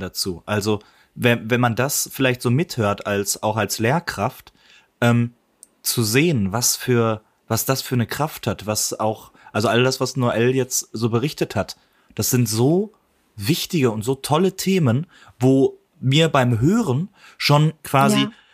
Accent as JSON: {"language": "German", "area": "Ruhr area", "region": "North Rhine-Westphalia", "country": "Germany", "said": "als Ruhrpottler"}